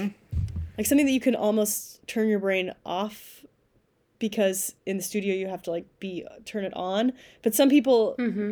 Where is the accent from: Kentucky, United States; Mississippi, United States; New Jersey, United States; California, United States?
Kentucky, United States; moved away as an adult; also born or lived in New York; now in upstate New York, United States; I went to grad school at the University of Kentucky, which is where I'm from. I'm from Kentucky originally.